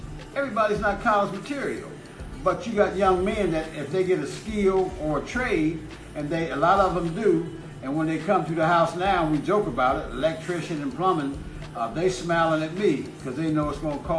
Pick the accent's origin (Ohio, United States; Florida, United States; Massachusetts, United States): Ohio, United States; Columbus; born or raised there